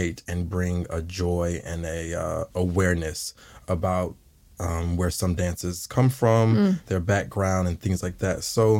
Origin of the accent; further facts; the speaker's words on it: College Park, Georgia, United States; moved away as an adult; now in New Zealand; So College Park, Georgia, originally